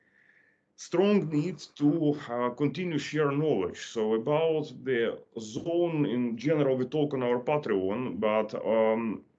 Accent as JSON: {"language": "English", "country": "Ukraine", "tie": "born or raised there", "said": "I was born in Ukraine."}